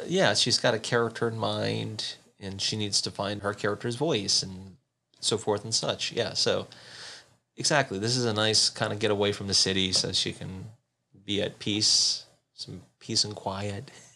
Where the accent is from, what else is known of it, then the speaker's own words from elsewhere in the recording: the South, United States; moved away; I grew up in the South